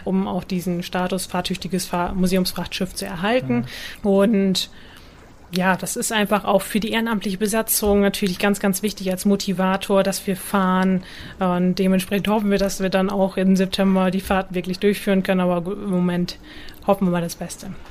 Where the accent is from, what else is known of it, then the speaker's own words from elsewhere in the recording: Butjadingen, Lower Saxony, Germany; Niedersachsen, Budjading ist eine Halbinsel zwischen Bremerhaven und Wilhelmshaven. Dort bin ich aufgewachsen